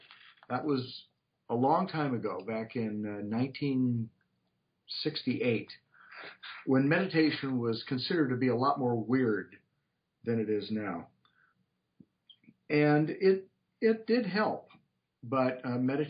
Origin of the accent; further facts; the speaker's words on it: Portland, Oregon, United States; I grew up in Portland, Oregon